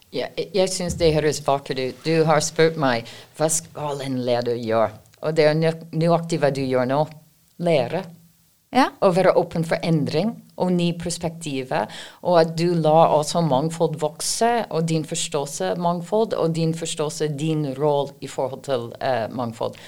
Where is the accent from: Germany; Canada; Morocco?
Canada; Norwegian is a second language; now in Norway; jeg kommer opprinnelig fra Canada